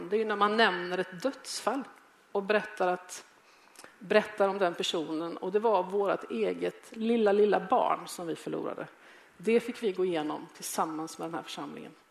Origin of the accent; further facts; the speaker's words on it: Gothenburg, Västra Götaland, Sweden; moved away as an adult; now in Malmö, Sweden; Jag kom till Malmö från Göteborg som 25-åring. Jag var ung, jag hade aldrig haft ett jobb